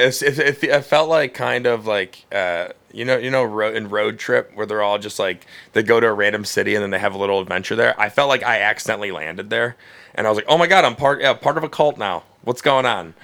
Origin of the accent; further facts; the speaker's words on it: Cleveland, Ohio, United States; I grew up in Cleveland